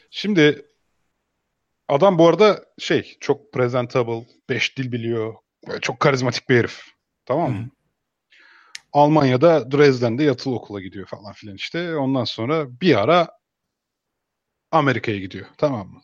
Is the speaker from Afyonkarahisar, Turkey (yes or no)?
yes; Emirdağ, Afyonkarahisar, Turkey; ben o zaman Afyon Emirdağlıyım dedim.